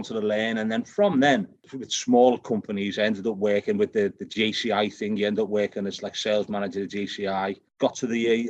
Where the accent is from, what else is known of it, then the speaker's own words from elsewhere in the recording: Liverpool, North West England, United Kingdom; accent: Celtic, a mixture of Irish and Scottish; moved away; I'm born in Liverpool in the UK, so it's a Celtic accent. It's a mixture of Irish and Scottish.